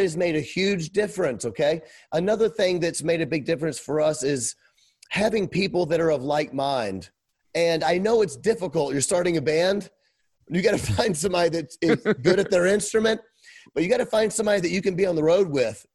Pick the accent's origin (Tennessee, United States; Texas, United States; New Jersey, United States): Tennessee, United States; Memphis; moved away as an adult; now in Kenosha, United States; I was raised in Memphis, Tennessee, Bible Belt.